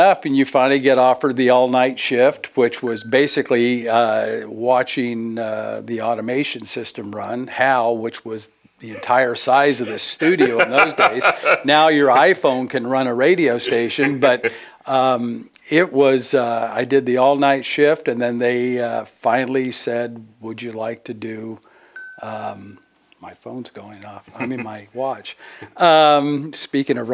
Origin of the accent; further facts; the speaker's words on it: Fremont, California, United States; moved away as an adult; also born or lived in Oakland, California / Shreveport / Minneapolis; now in Peoria, United States; I was born and raised in the Bay Area, born in Oakland. I lived most of my life in Fremont, California